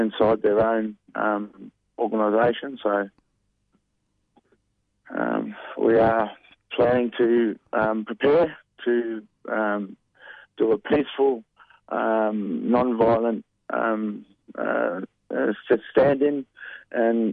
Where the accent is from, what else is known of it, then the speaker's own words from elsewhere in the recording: Djab Wurrung country, Victoria, Australia; I'm from the Jabrong, bro, and many other tribes